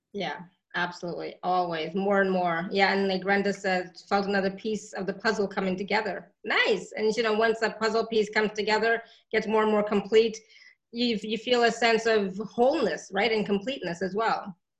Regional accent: India; I'm Indian

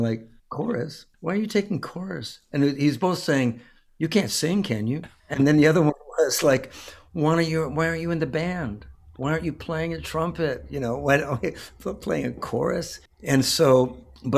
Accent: California, United States; growing up in California, I've known Mexican American people my whole life

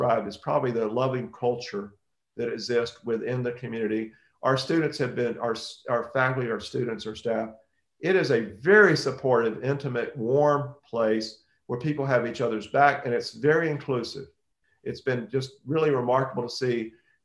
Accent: Alabama, United States; I grew up in the South

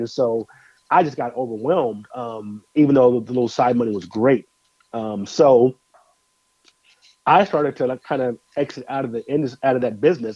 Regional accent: Denver, Colorado, United States; also born or lived in Moline, Illinois; now in Nashville, United States; born in Illinois Moline grew up in Denver, Colorado, and currently reside uh, in Nashville, Tennessee

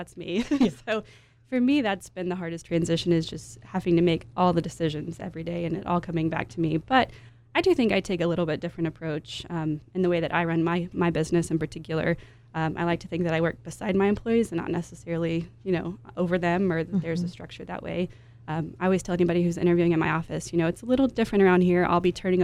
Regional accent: Amarillo, Texas, United States; moved away as an adult; also born or lived in Dallas; now in San Antonio, United States; I did work in a dental office in my hometown of Amarillo.

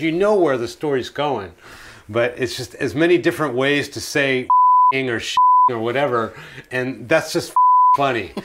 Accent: United States; I grew up in America

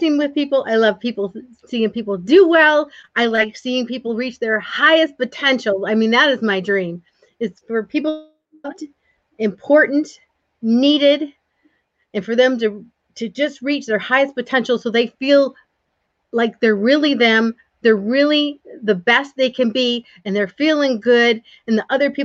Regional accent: the North, United States; I grew up in the North

